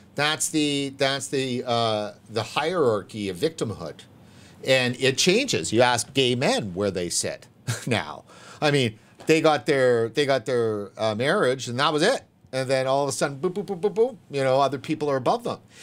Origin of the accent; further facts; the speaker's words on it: Vancouver, British Columbia, Canada; moved away as an adult; also born or lived in Los Angeles; I'm from Vancouver, and, you know, I've always lived in the downtown area